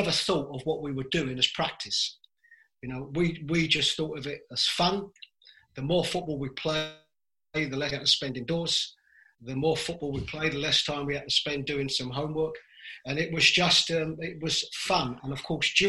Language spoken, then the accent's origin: English; London, United Kingdom; I was brought up in East London with a Ghanaian father, an Irish mother